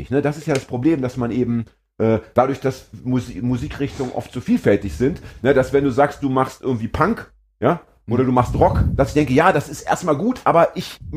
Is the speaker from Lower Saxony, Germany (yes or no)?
yes; Braunschweig, Lower Saxony, Germany; now in Hamburg, Germany; Ich komme aus Braunschweig, da sagt man guten Tag.